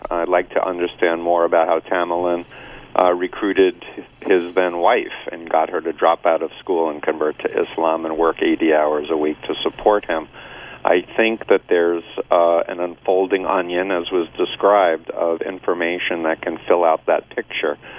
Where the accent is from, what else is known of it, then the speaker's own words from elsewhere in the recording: New York City, New York, United States; moved away as an adult; now in Boston, United States; I grew up in Flushing, Queens